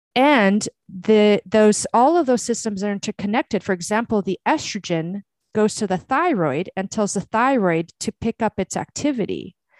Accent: Brazil; moved away; I was born in Brazil

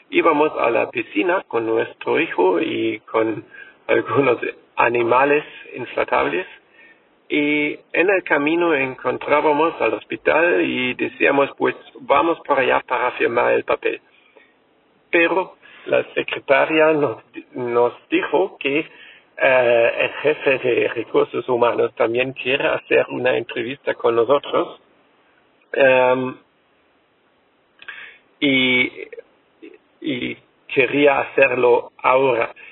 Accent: Germany; Spanish is a second language; soy alemán

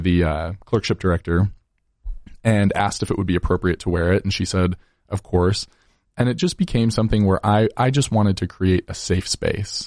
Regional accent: Layton, Utah, United States; also born or lived in Logan, Utah; I grew up in Layton, Utah, so just thirty minutes north of Salt Lake City

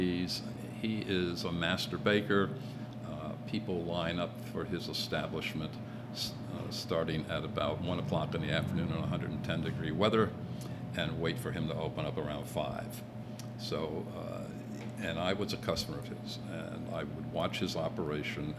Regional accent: Middletown, New York, United States; also born or lived in Phoenix, Arizona; now in Mexico; I'm originally from Middletown, New York, in the foothills of the Catskill Mountains

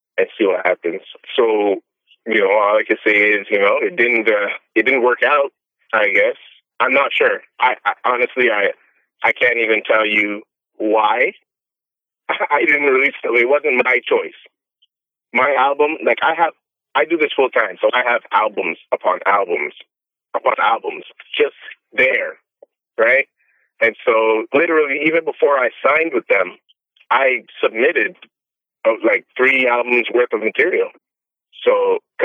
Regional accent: Toronto, Ontario, Canada; I'm from Canada. I'm from Toronto.

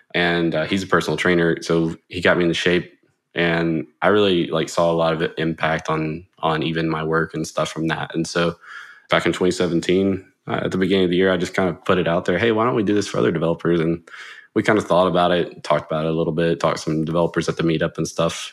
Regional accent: Jackson, Mississippi, United States; I'm from Mississippi, uh, particularly Jackson. I've been here pretty much all my life

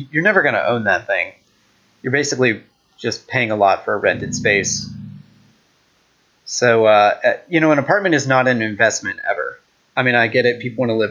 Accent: United States; as an American

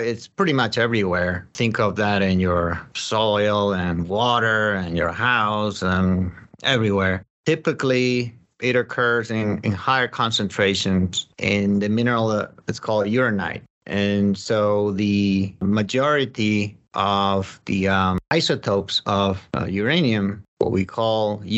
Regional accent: Spain; moved away; also born or lived in Colorado; I'm from Spain. That's where I grew up.

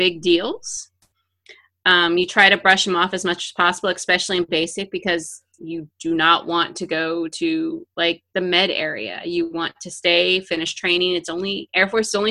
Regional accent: Scottsdale, Arizona, United States; moved away as an adult; also born or lived in Phoenix, Arizona; Scottsdale, Arizona was my home

